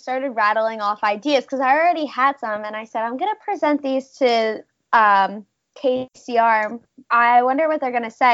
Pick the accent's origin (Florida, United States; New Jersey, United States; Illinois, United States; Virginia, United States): New Jersey, United States; moved away as an adult; now in San Diego, United States; I'm from New Jersey